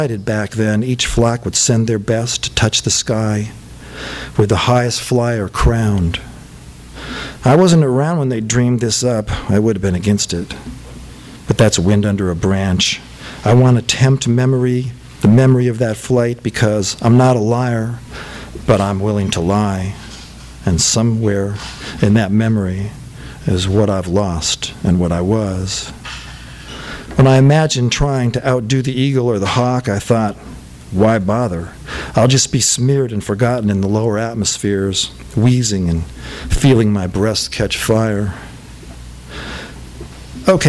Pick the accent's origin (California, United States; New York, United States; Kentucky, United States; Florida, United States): California, United States; Rancho Cucamonga; also born or lived in Los Feliz, Los Angeles; I'm from Cucamonga